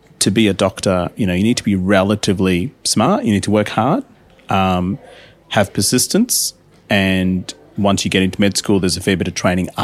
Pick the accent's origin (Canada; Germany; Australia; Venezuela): Australia; Adelaide, South Australia; moved away as an adult; also born or lived in India; now in Melbourne, Australia; I grew up in Adelaide for about 10, 11 years, did my primary school and high school there